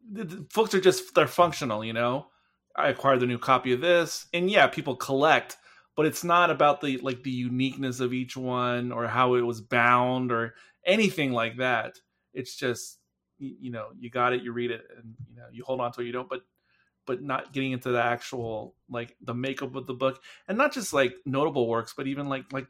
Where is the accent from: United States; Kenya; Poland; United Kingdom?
United Kingdom; England; Um, because I, I grew up in England, and maybe it was because it was a different age um, uh, of England.